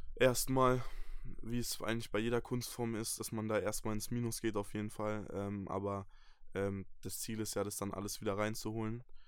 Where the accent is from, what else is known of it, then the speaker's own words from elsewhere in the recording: Bamberg, Bavaria, Germany; ich komme aus Bayern, aus dem wunderschönen Franken, ähm, aus Bamberg, einer kleinen Stadt